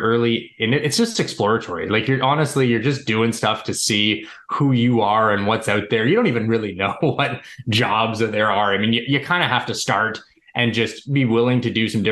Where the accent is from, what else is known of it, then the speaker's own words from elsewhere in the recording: suburbs of Toronto, Ontario, Canada; I'm Canadian. I've always been living in the suburbs of Toronto where I was born and now live